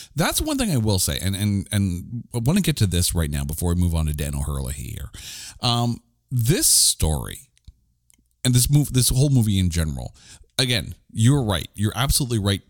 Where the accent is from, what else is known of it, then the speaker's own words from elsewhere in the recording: Canada; I'm Canadian